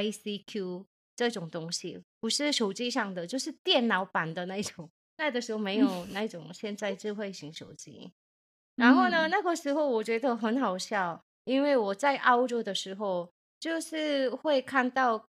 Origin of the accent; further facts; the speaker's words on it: South Korea; Chinese is a second language; 我是从韩国来的猪猪，안녕하세요。